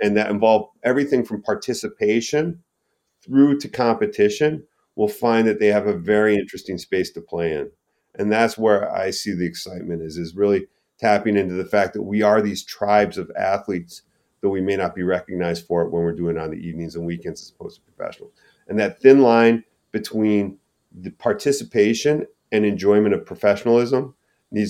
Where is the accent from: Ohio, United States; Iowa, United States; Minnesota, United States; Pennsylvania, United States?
Minnesota, United States; moved away; I grew up in Minnesota